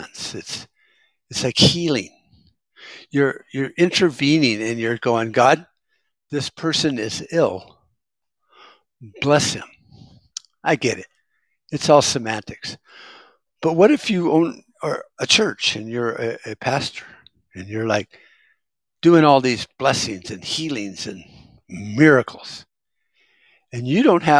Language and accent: English; United States; I'm an American